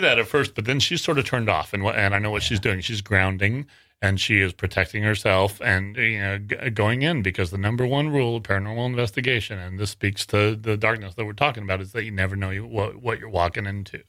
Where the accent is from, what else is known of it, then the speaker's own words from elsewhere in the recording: Worland, Wyoming, United States; now in Sacramento, United States; until two thousand three when I went back to, to my hometown, and I'll say it, is a little, little town called Warland in nor, uh, northern Wyoming.